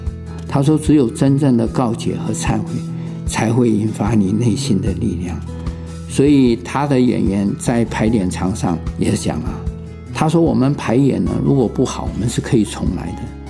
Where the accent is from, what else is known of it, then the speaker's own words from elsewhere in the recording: Dahu, Miaoli County, Taiwan; 我如果是大寮人，我真的以他们为荣；我是大湖人，我以他为荣。我是苗栗人，我以他为荣；我是台湾客家人，我非常的骄傲。